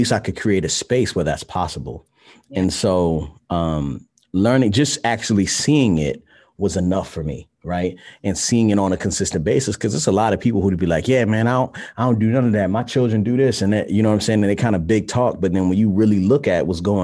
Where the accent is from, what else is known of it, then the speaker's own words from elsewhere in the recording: Baltimore, Maryland, United States; I'm from Baltimore, Maryland